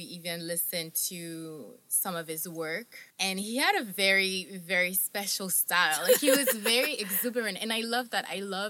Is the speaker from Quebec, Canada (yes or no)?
yes; Montreal, Quebec, Canada; I was born in Montreal